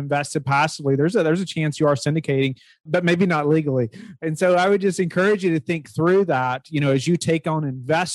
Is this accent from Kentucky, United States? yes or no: yes; Kentucky, United States; now in Virginia, United States; I'm originally from Kentucky, but now live in Virginia.